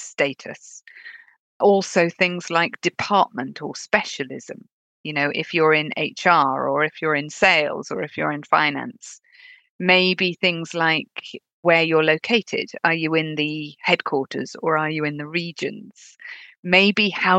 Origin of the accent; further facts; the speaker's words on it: United Kingdom; accent: British; labeled me female and British